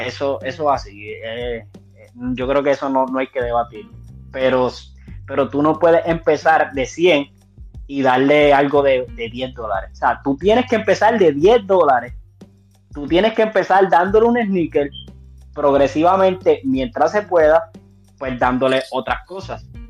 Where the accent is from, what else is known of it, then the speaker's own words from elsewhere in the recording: Puerto Rico; now in United States; en mi trabajo no, yo soy el único puertorriqueño que hay.